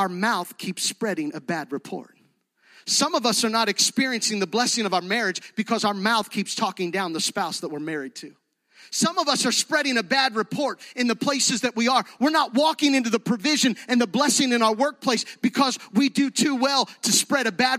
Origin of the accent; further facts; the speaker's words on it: Gettysburg, Pennsylvania, United States; moved away as an adult; now in Fayette County, United States; Jody and I grew up in Gettysburg, but this is home